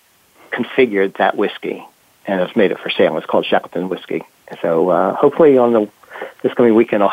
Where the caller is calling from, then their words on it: London, United Kingdom; Okay, well, I'm calling from London, England. And it's a beautiful sunny day.